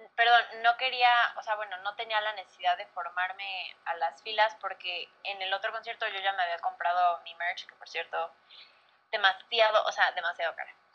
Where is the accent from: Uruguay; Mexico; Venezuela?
Mexico; also born or lived in Tampa, United States; no era mi país